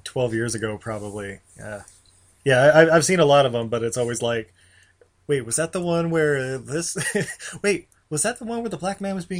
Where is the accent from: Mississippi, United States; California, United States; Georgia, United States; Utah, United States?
Utah, United States; Growing up in Utah